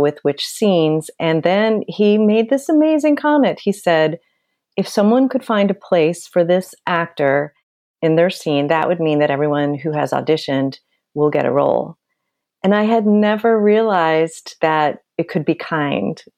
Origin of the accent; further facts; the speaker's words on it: Nebraska, United States; moved away; also born or lived in Kansas; I am from Nebraska and I went to the University of Kansas.